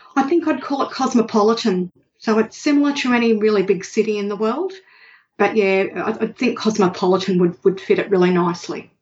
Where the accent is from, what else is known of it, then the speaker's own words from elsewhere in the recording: Sydney, New South Wales, Australia; now in Melbourne, Australia; I was born in Sydney um, and grew up there